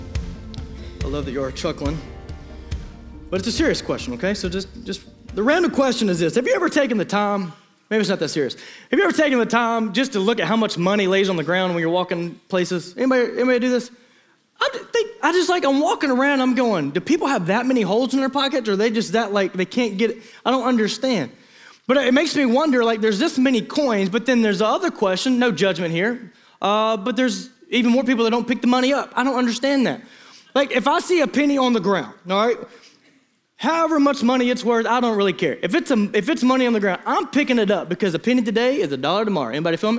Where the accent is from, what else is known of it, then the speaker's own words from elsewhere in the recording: Eastern Arkansas, United States; growing up in Eastern Arkansas